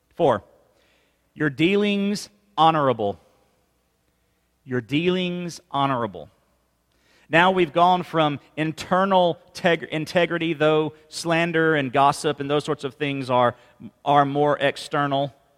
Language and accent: English; Mississippi, United States; moved away; we're from Mississippi originally